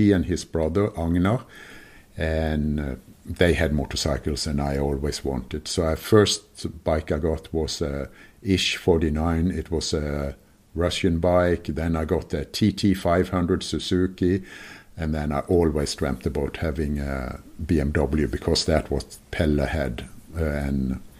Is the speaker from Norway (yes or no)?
yes; Kristiansand, Agder, Norway; moved away; at the very bottom of Norway is Kristiansand, and that's my hometown. And I still have my sister and brother living there, and yeah, that's my home.